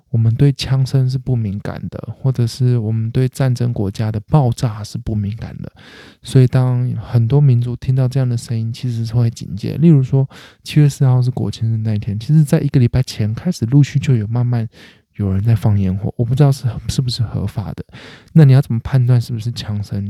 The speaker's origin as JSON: {"language": "Chinese", "country": "Taiwan", "said": "我是台湾人，那我住在华人家里，他们还是习惯吃华人的料理。那我是台湾人，我住在台湾，我生活在台湾"}